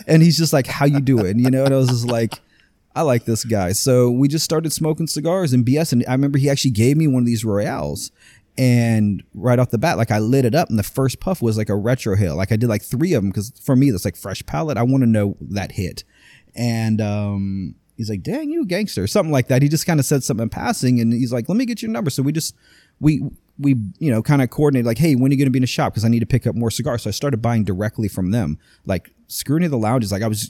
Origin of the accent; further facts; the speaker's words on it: Longwood, Florida, United States; I've been in Longwood. I was born in Longwood. I've been here for 40 freaking years.